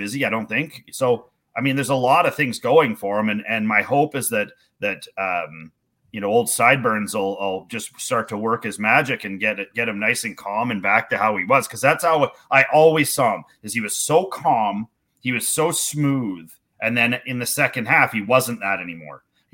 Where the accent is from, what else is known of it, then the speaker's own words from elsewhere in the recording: Canada; being a Canadian baseball coach